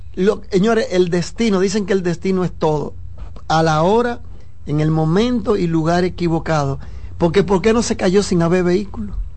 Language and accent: Spanish; Dominican Republic; somos dominicanos